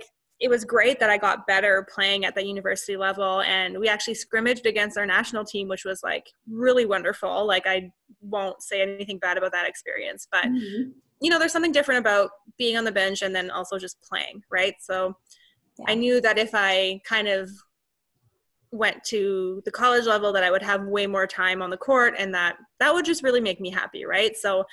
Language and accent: English; Canada; I'm Canadian.